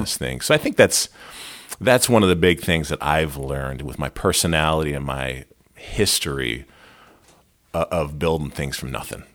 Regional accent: Lehigh Valley, Pennsylvania, United States; I grew up in the Lehigh Valley.

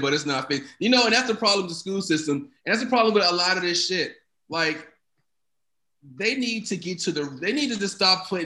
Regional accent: United States; I guess I'm American too.

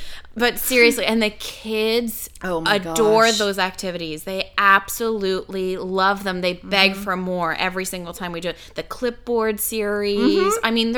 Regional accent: Canada; I'm Canadian.

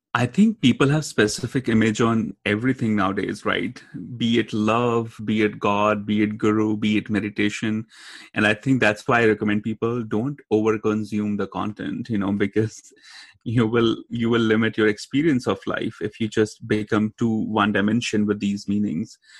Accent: India; now in United States; growing up in India and then moving to US and then traveling everywhere

